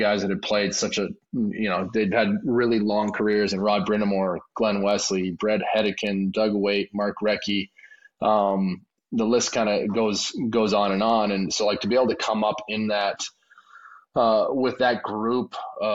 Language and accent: English; Maple Ridge, British Columbia, Canada; moved away; my hometown in Maple Ridge, the Cam Neely Arena where I grew up playing